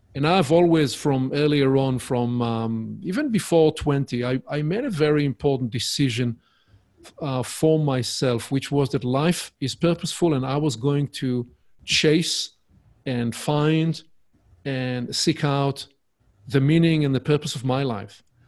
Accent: Israel; accent: Hebrewish; English is a second language; my Hebrewish accent, uh, my charming accent.

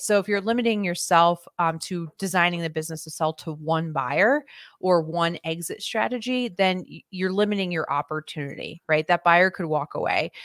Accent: Philadelphia, Pennsylvania, United States; I'm originally from the Philadelphia area

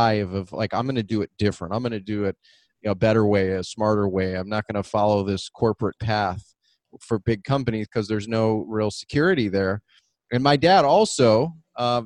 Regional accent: Detroit, Michigan, United States; We grew up in Southwest Detroit inner city

